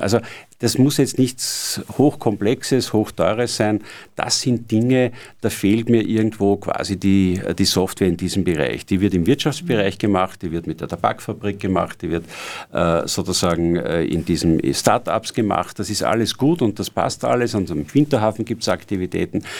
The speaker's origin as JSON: {"language": "German", "country": "Austria", "said": "bei uns in Österreich"}